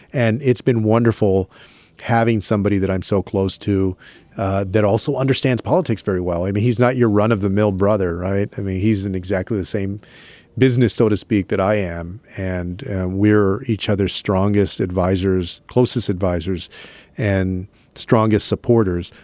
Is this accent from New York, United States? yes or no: no; San Antonio, Texas, United States; my hometown of San Antonio